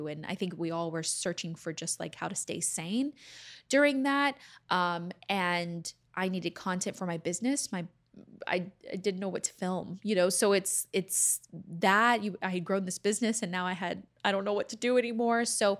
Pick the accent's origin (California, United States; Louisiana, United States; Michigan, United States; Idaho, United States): Louisiana, United States; born there; now in Los Angeles, United States; So I am not originally from Texas, actually. I don't know if most of you guys know this, that I was born in Louisiana.